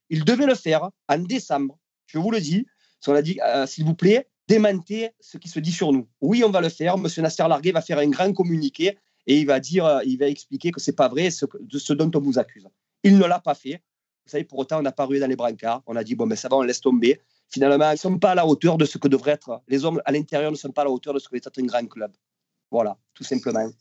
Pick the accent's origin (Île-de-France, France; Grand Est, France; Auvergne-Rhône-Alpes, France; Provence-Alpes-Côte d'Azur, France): Provence-Alpes-Côte d'Azur, France; Marseille; je suis Marseillais dans le sang